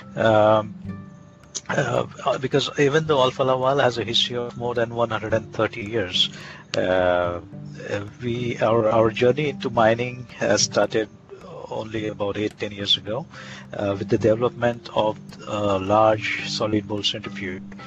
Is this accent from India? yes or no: yes; India; moved away as an adult; now in Lund, Sweden; I come from India basically. I was born and brought up there, and I did my entire education there